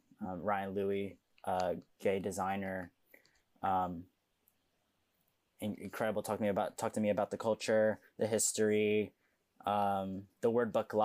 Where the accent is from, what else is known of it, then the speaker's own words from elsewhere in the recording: Philippines; You all freaking, like, taught me different facets of being a Filipino, you know?